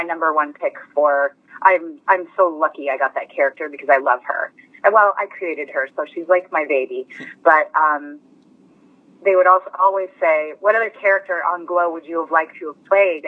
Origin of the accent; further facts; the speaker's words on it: Las Vegas, Nevada, United States; moved away as an adult; also born or lived in Los Angeles; I grew up in Las Vegas